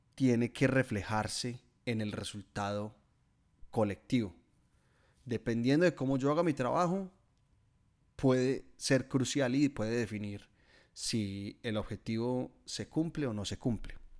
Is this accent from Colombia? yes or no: yes; Guatapé, Antioquia, Colombia; moved away as an adult; now in Melbourne, Australia; en mi pueblo, en Guatapé